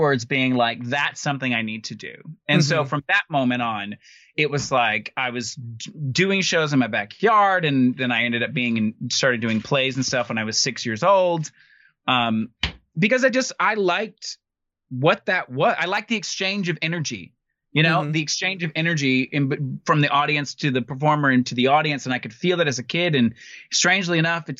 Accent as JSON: {"language": "English", "town": "Muscle Shoals", "region": "Alabama", "country": "United States", "tie": "born or raised there", "also_born_or_lived": "Boston, Massachusetts", "moved": "yes", "lives_now": "Cape Cod, United States", "said": "I grew up in Alabama, but I grew up in Muscle Shoals"}